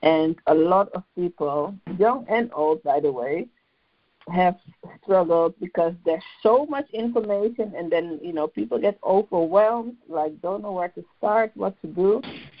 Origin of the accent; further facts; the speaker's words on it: Amsterdam, North Holland, Netherlands; moved away as an adult; now in London, United Kingdom; I am born and raised in Amsterdam, but I currently live in London in the UK